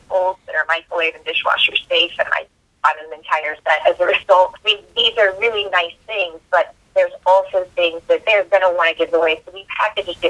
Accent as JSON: {"language": "English", "region": "Hawaii", "country": "United States", "tie": "born or raised there", "said": "I grew up in Hawaii"}